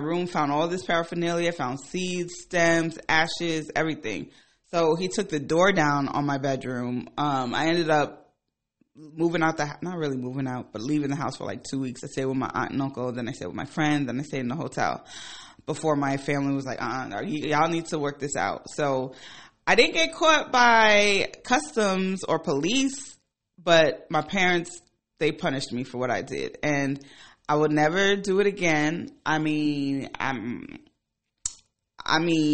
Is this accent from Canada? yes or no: no; Ghana; moved away; I'm from Ghana